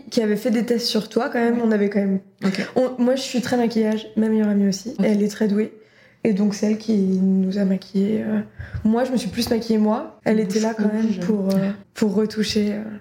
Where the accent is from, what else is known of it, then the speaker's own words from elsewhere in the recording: Rennes, Brittany, France; moi j'en avais repéré deux, parce que je suis de Rennes